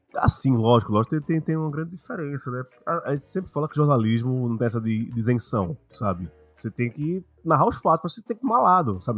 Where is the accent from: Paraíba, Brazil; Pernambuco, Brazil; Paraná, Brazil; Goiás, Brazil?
Pernambuco, Brazil; Recife; Eu sou de Pernambuco, sou de Recife